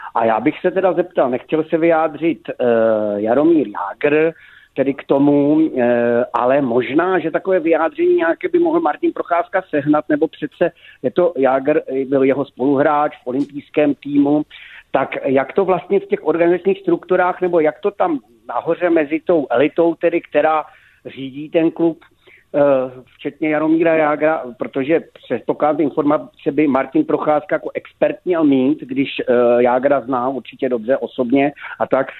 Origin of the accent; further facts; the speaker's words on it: Moravia, Czechia; jsem původem z Moravy